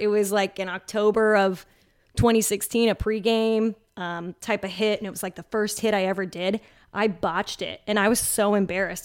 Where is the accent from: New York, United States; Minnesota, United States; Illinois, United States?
Illinois, United States; Chicago; moved away as an adult; also born or lived in Champaign, Illinois; now in Indianapolis, United States; My hometown market, actually, for news is Chicago